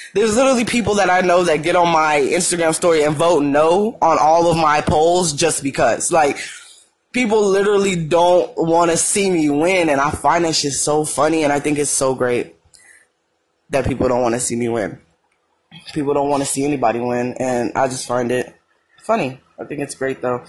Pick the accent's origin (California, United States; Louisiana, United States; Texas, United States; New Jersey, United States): California, United States; Madera; moved away as an adult; now in Arizona, United States; I don't live in Madeira